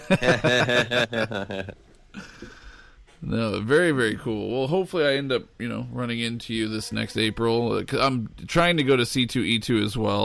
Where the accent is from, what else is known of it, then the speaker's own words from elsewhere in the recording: Omaha, Nebraska, United States; I'm from Omaha, Nebraska